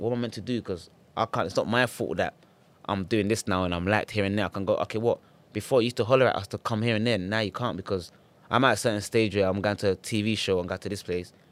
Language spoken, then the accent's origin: English; Ghana; now in United Kingdom; I'm from Ghana